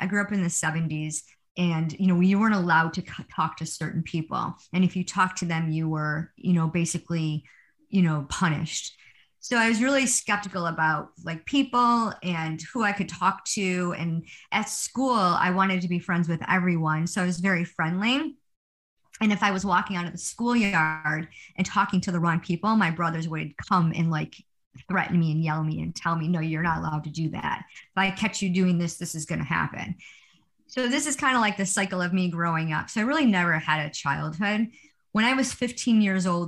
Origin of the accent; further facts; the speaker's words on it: Rochester, New York, United States; I am a from Rochester, New York. I was born and raised here.